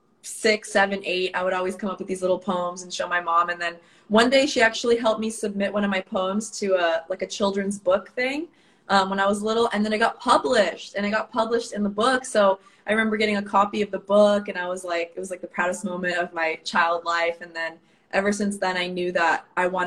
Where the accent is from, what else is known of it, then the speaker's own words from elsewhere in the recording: San Francisco, California, United States; also born or lived in Los Angeles / Phoenix; born and raised in San Francisco, so that's why I have some of my songs have, like, the Bay Area hyphy vibe in them